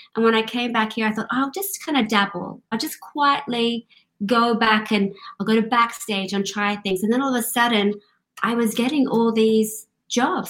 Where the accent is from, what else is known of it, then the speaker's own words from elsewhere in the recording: Sydney, New South Wales, Australia; moved away; also born or lived in London / Glasgow, Scotland; Originally, I'm from Australia grew up in uh, grew up in Australia, Sydney, Australia